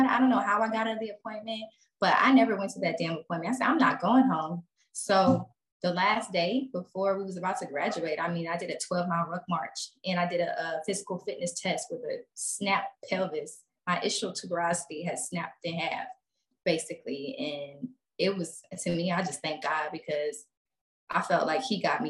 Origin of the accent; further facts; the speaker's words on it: Texas, United States; this bitch don't know I'm from Texas.